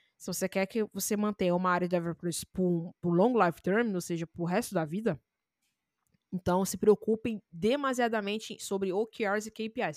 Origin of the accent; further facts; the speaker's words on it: Rio de Janeiro, Brazil; Eu sou do Rio